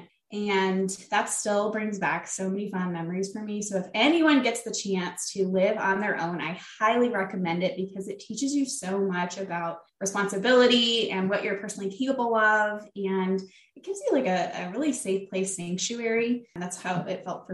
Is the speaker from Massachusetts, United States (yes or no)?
no; Flint, Michigan, United States; moved away as an adult; I'm from the area of Flint, Michigan